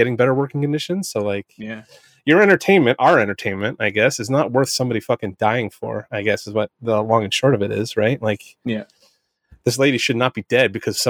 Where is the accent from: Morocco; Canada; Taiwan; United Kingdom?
Canada; Southern Ontario; I'm a Canadian from Southern Ontario